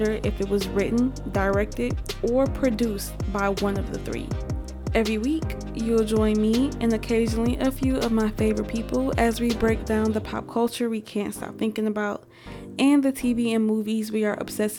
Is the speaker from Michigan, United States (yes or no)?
yes; Detroit, Michigan, United States; I'm from Detroit